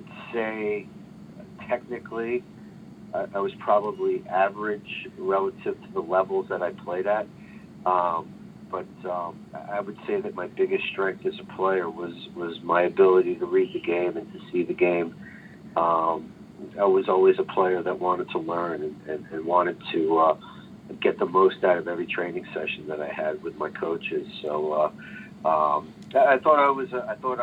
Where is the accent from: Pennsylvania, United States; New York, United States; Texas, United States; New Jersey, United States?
New Jersey, United States; moved away as an adult; also born or lived in Vermont / New Hampshire; now in Pittsburgh, United States; I grew up playing in New Jersey at a very young age